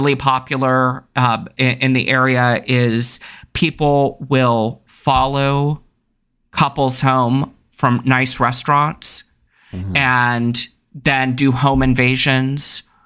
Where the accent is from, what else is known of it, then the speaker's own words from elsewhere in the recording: Texas, United States; I grew up in Texas